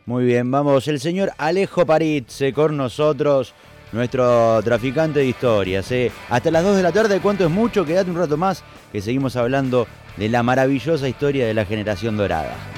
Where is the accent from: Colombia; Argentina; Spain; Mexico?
Argentina; un jugo multifrutal que somos los argentinos